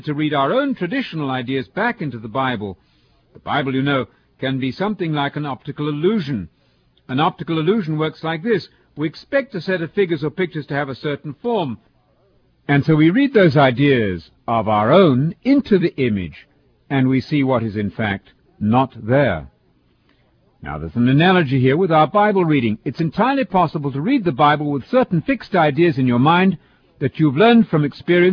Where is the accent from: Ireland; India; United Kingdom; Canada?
United Kingdom; England; now in United States; You've probably detected that my accent is foreign. I'm from England, of course